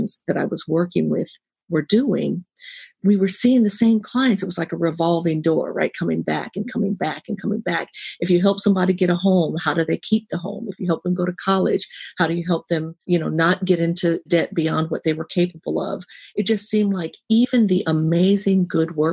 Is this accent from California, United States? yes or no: yes; San Francisco, California, United States; I was born and raised in San Francisco